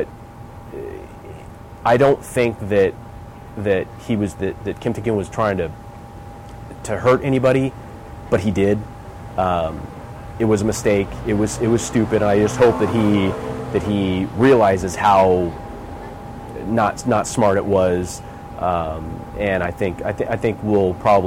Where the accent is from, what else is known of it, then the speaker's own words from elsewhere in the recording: United States; we as Americans